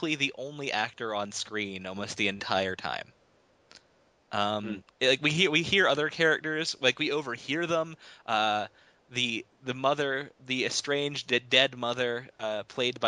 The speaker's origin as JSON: {"language": "English", "region": "Virginia", "country": "United States", "tie": "born or raised there", "said": "I was born in Virginia. I mean, I'm part of that Southern Bible Belt, you know."}